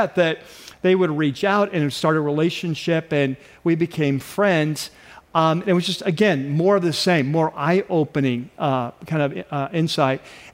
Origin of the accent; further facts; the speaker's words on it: North San Diego County, California, United States; I grew up in North San Diego County, which was fairly rural at the time